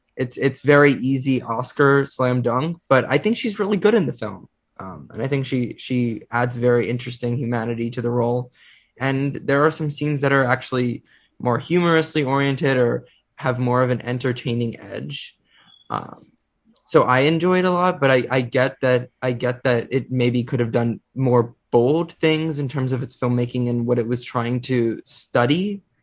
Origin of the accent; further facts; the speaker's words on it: United States; As an American